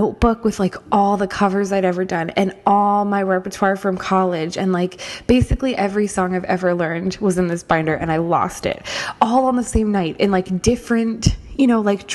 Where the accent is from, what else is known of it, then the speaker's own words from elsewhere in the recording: Norfolk, Virginia, United States; moved away as an adult; now in New York, United States; I started out in my hometown in Norfolk, Virginia